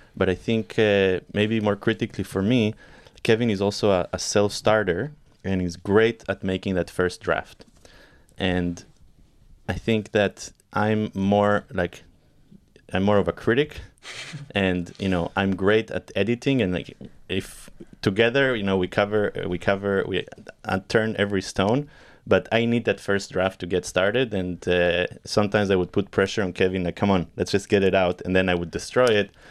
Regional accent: Israel; also born or lived in Argentina; I was born in Argentina and I moved to Israel when I was eight years old with my family. And uh, I grew up in Israel and spent my formative years here.

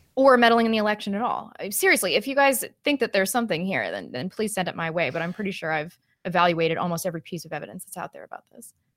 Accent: St. Louis, Missouri, United States; moved away; growing up in Saint Louis

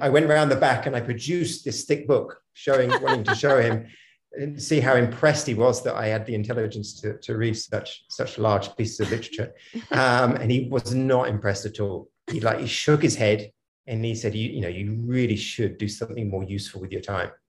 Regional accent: Hampshire, South East England, United Kingdom; moved away; also born or lived in Mysore; I'm from Hampshire originally

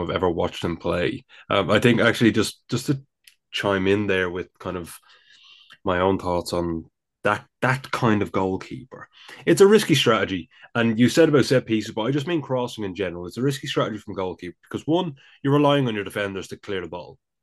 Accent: Dublin, Leinster, Ireland; accent: Dublin; my Dublin accent comes out.

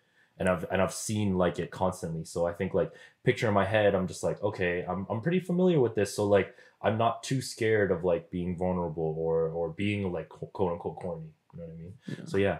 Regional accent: Philippines; I'm Filipino.

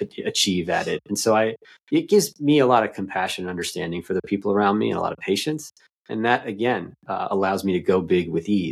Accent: East Coast, United States; I'm from the East Coast.

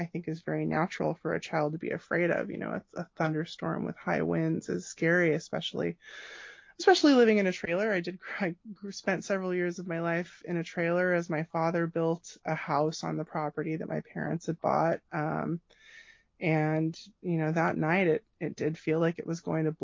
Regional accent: Gilroy, California, United States; I grew up in Gilroy, California.

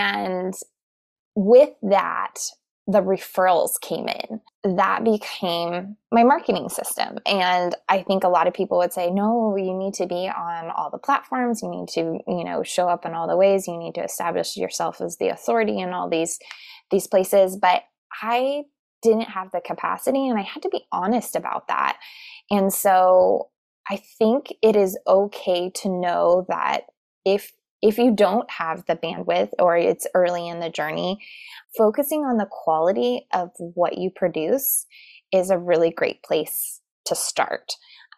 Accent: Tucson, Arizona, United States; now in Phoenix, United States; I am from originally from Tucson, Arizona, but I live in Phoenix now.

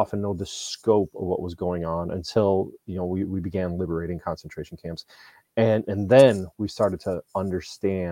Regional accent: United States

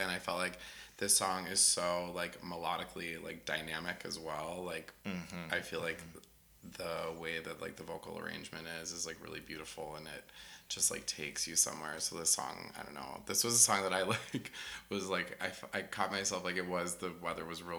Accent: South Dakota, United States; I grew up in the Badlands of South Dakota.

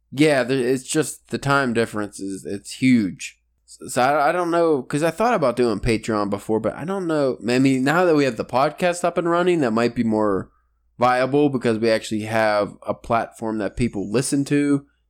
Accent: Pennsylvania, United States; we're from Pennsylvania

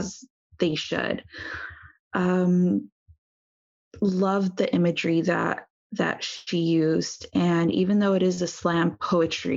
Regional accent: United States; being born and raised in the United States

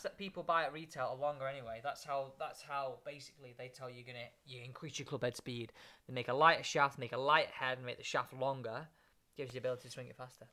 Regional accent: England, United Kingdom; an English man

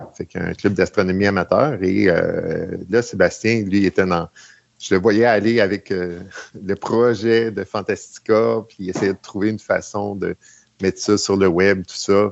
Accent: Mirabel, Quebec, Canada; je suis de Mirabel.

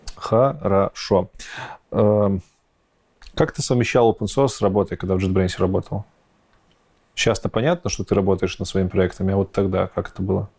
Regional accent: Belarus; Я, как истинный белорус

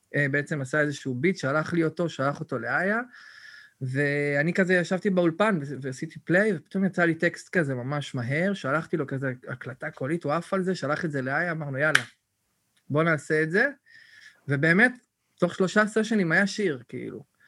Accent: Netanya, Central District, Israel; moved away as an adult; כל החבר'ה מהילדות, כאילו, שאנחנו חבורה, כולם, אולי שניים נשארו בנתניה

